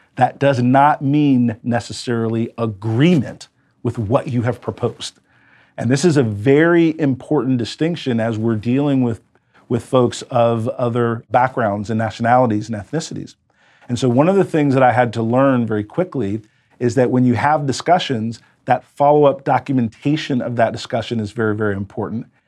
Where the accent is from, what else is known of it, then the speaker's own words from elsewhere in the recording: United States; I was an American entrepreneur